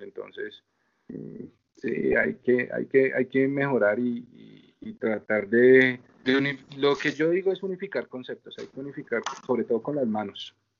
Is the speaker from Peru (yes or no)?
no; Colombia; soy colombiano